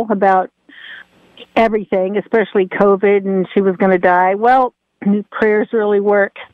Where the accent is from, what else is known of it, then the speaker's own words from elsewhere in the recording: Delaware, United States; moved away; we're from Delaware.